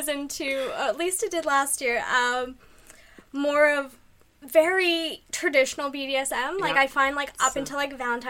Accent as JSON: {"language": "English", "region": "Alberta", "country": "Canada", "also_born_or_lived": "Ontario", "moved": "yes", "said": "When I moved to Ontario, because I'm originally from Alberta"}